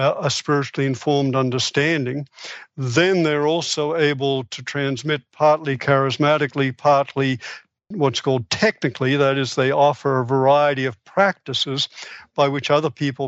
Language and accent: English; Australia; moved away as an adult; I was born in Australia. I came over here to do my, went through medical school in Australia, came over here to do specialty training in psychiatry.